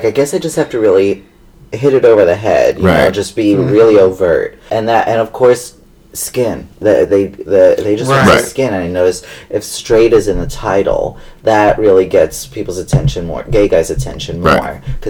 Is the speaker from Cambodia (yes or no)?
no; Long Island, New York, United States; Long Island, New York.